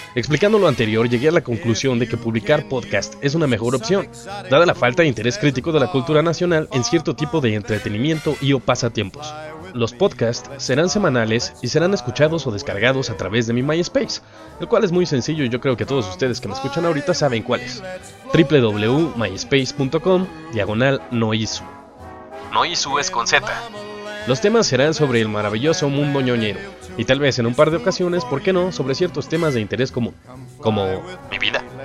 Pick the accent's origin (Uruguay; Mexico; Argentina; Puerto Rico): Mexico; somos mexicanos